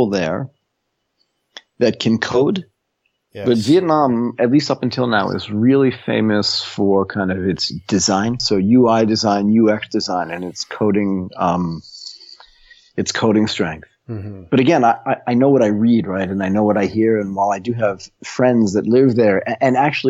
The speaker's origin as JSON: {"language": "English", "country": "United States", "also_born_or_lived": "Tokyo, Japan", "moved": "as an adult", "lives_now": "Bangkok, Thailand"}